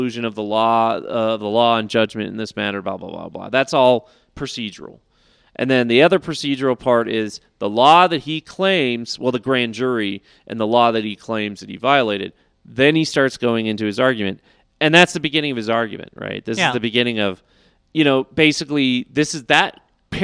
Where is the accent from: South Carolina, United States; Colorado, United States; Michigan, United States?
Colorado, United States; also born or lived in California; I lived in Colorado most of my life. We moved to Colorado when I was 10